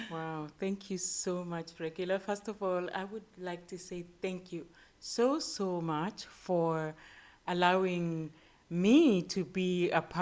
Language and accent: English; Kenya; also born or lived in Uganda; And then as an infant, I moved to Kenya with my mother, where I grew up went to school, all the stuff that we do as kids.